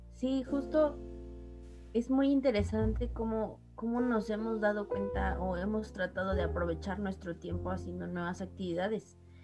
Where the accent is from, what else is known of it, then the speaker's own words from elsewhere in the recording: Mexico; como mexicanos